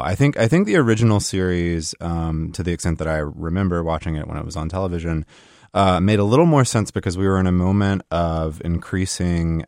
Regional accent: South Carolina, United States; I come from South Carolina

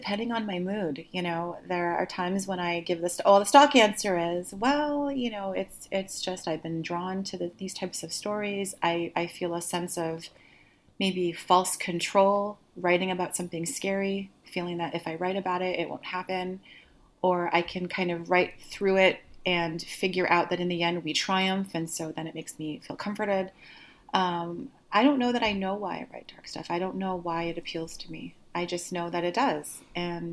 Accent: Canada; moved away as an adult; also born or lived in Seattle, United States; I was living in Seattle and I'm Canadian

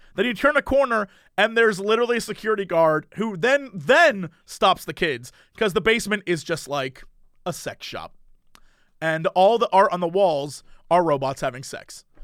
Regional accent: United States; I'm an American

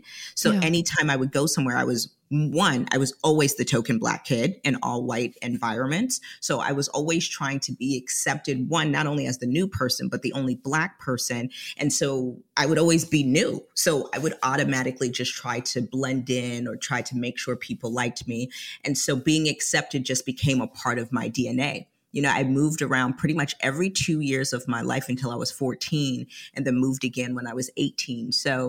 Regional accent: Atlanta, Georgia, United States; I actually spent half of my childhood here. So long story short, I am first American generation of a Liberian family.

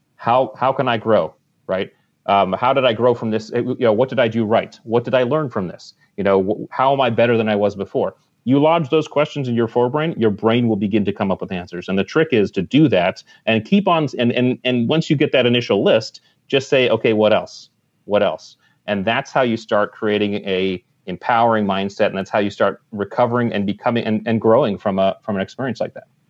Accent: Connecticut, United States; I grew up in Connecticut, right on the water, and I was a water rat since I was a kid

